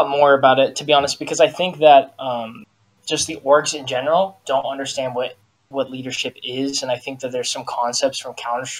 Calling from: Sacramento, California, United States; Sacramento, California.

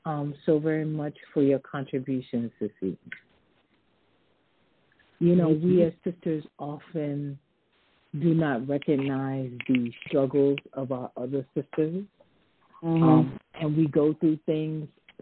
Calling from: British Virgin Islands; Yes, I'm calling you from the British Virgin Islands.

